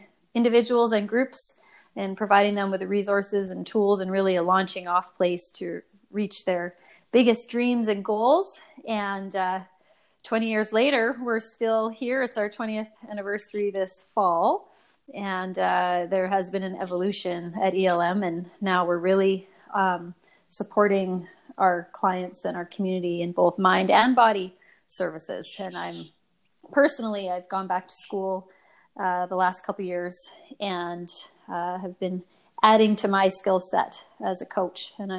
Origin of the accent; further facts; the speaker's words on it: Victoria, British Columbia, Canada; I've been in the Valley here for 20 years. I'm from Victoria originally, moved around quite a bit, but ended up here and fell in love with this beautiful Valley